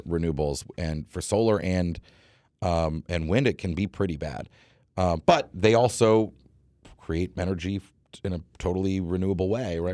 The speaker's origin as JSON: {"language": "English", "region": "New England", "country": "United States", "tie": "born or raised there", "said": "I grew up in New England"}